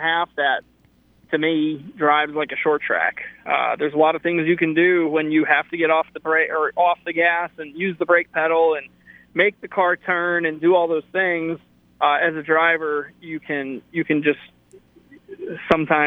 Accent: Connecticut, United States; I grew up in Connecticut

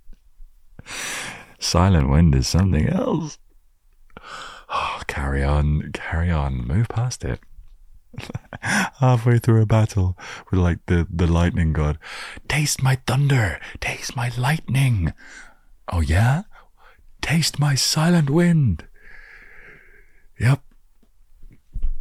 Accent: England, United Kingdom; I was living in my hometown

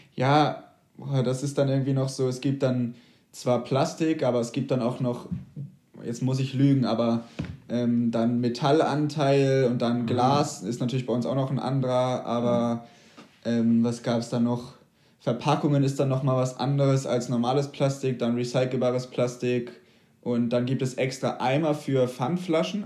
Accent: a small village near St. Peter-Ording, Schleswig-Holstein, Germany; now in Hamburg, Germany; ich bin in wirklich einem sehr kleinen Dorf vor ja. St. Peter-Ording groß geworden

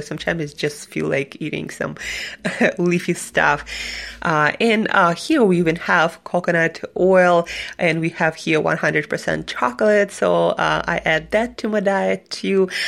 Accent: Siberia, Russia; moved away as an adult; also born or lived in New York City; I am from Siberia and I spent, spent um, mm, last two years in New York City

